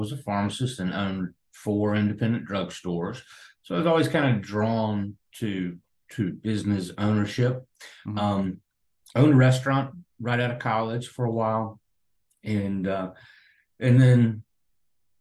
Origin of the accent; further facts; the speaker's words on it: South Carolina, United States; now in Tampa, United States; I'm originally from South Carolina